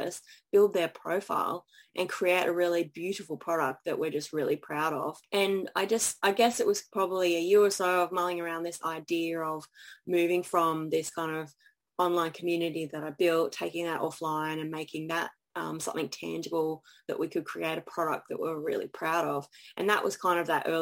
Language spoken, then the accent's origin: English; Brisbane, Queensland, Australia; Brisbane because I've lived here most of my life